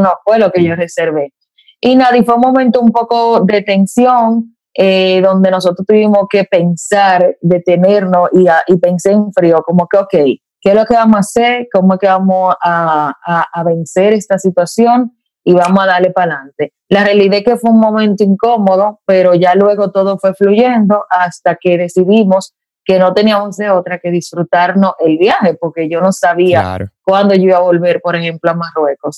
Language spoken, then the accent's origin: Spanish; Dominican Republic; como viajera dominicana